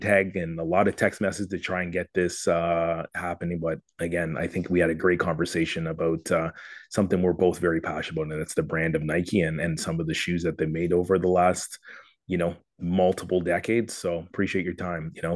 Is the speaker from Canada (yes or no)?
yes; Toronto, Ontario, Canada; my hometown of Toronto